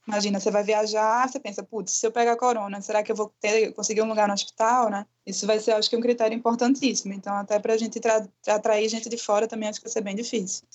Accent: Recife, Pernambuco, Brazil; eu sou recifense

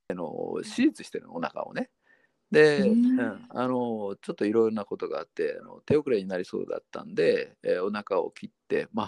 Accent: Kyushu, Fukuoka, Japan; 私はあの九州の福岡の炭鉱っていうの昔あったんだけどその炭鉱のところで、まあ、親がそこにで働いてたんで、うん、そこで生まれ育ってたん

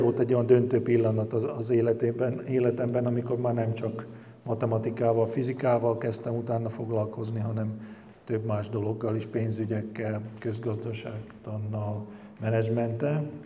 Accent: Komárno, Nitra Region, Slovakia; magyar vagyok

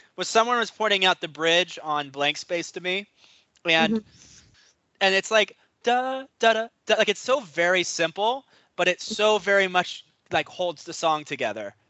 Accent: New York, United States; I'm from New York

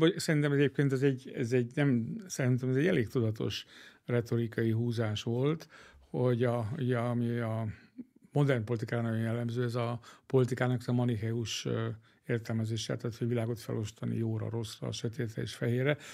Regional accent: Hungary

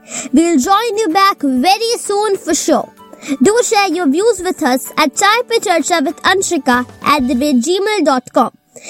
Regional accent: India; Being an Indian

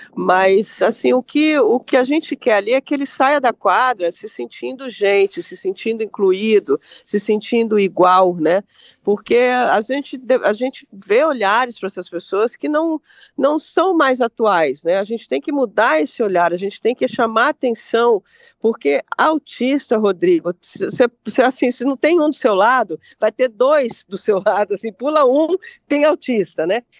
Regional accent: Brasília, Federal District, Brazil; moved away as an adult; now in Rio Grande do Sul, Brazil; morando no, no meu segundo estado, sou brasiliense

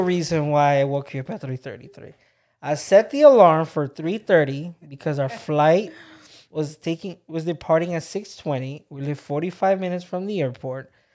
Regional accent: Texas, United States; moved away; also born or lived in Georgia; I was obsessed with Jack in the Box growing up in Texas

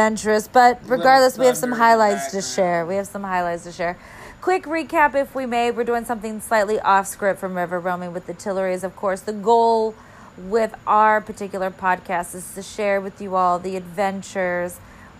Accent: Lower Peninsula of Michigan, United States; now in Florida, United States; my home state, though I'm from the Lower Peninsula

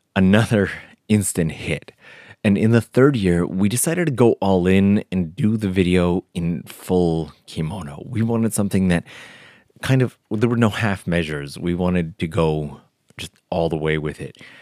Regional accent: Canada; now in Japan; it was in Canada, of all places, my home country

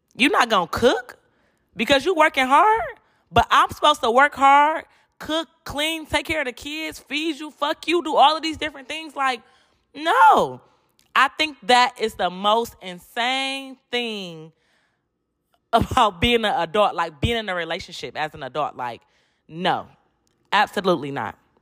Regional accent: Detroit, Michigan, United States; moved away as an adult; now in Houston, United States; I'm from Detroit, but I live in Houston

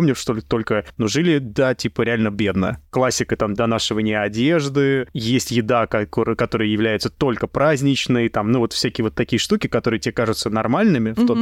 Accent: Moscow, Russia; я, кстати, из Новопеределкина, которая являлась частью Солнцева в свое время. Так что мы тут все криминальные элементы

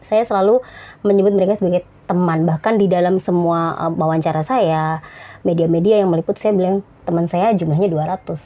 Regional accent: Surakarta, Central Java, Indonesia; moved away as an adult; saya SD, SMP, SMA sampai kuliah saya di Solo juga.

